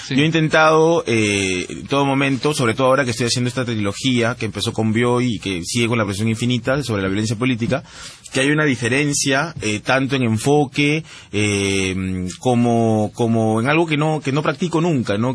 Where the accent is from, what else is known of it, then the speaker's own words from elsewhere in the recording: Peru; accent: Peruvian; moved away as an adult; also born or lived in United States; now in Paris, France; sí me siento del Perú siempre. Todas mis novelas hablan del Perú, estoy todo el día hablando del Perú en la red. eh, hablo como peruano.